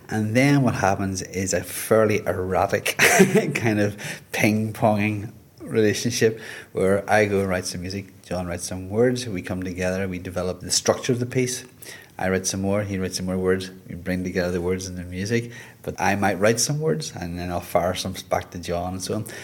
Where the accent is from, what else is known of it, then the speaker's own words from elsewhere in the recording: Liverpool, North West England, United Kingdom; now in Carlow, Ireland; I live in Carlow, I'm from Liverpool originally, and I've just lost my job.